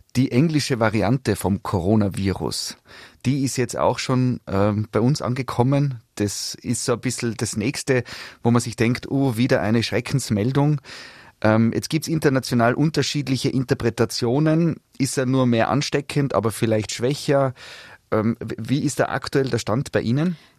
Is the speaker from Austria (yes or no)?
yes; Tyrol, Austria; bei uns in Tirol